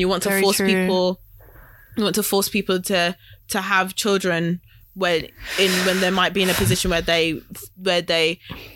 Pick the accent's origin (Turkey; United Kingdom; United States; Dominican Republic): United Kingdom; we're British